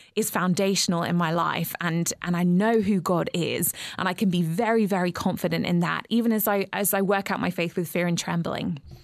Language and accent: English; England, United Kingdom; moved away as an adult; now in Georgia, United States; growing up in England